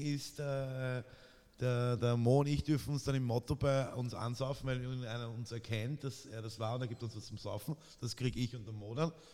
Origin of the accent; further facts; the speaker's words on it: Vienna, Austria; als echter Wiener